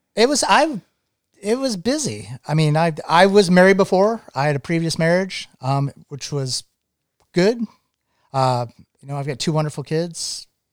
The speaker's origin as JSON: {"language": "English", "region": "Maine", "country": "United States", "tie": "born or raised there", "also_born_or_lived": "Vermont / New England", "moved": "as an adult", "said": "Uh, I grew up in Maine. I grew up, actually grew up as a, as a child on an island on the coast of Maine."}